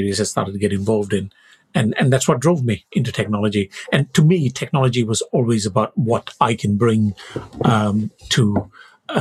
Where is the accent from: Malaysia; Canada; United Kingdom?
Malaysia; moved away as an adult; I was born in Malaysia. I came here to do my studies and stayed on after my PhD.